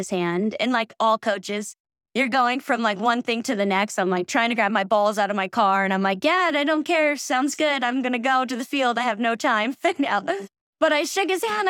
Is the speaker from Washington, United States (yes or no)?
no; Sacramento, California, United States; now in Truckee, United States; growing up in Sacramento, like, I grew up on a dead-end street where we all played sports